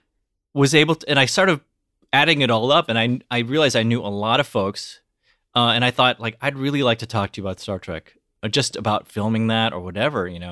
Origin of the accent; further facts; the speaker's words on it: United States; I'm Korean American